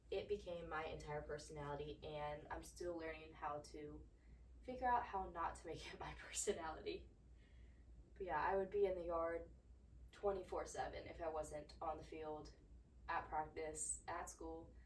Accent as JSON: {"language": "English", "region": "Georgia", "country": "United States", "tie": "born or raised there", "also_born_or_lived": "Pennsylvania", "said": "I was born in Pennsylvania. We moved to Georgia when I was about seven years old."}